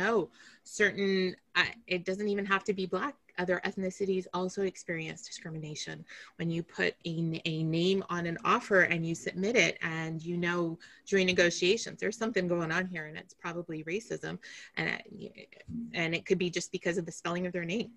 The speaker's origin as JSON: {"language": "English", "town": "Toronto", "region": "Ontario", "country": "Canada", "tie": "born or raised there", "also_born_or_lived": "North Carolina", "said": "growing up in Toronto"}